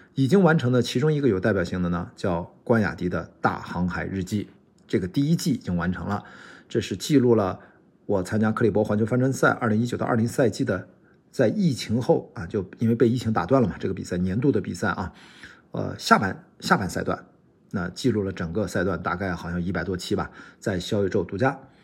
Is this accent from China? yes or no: yes; Qingdao, Shandong, China; 我是青岛人